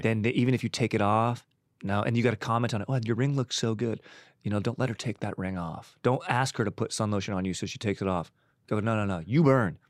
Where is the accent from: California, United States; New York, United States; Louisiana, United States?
California, United States; Orange County; also born or lived in San Juan Capistrano, California / Laguna Niguel, California; being from Orange County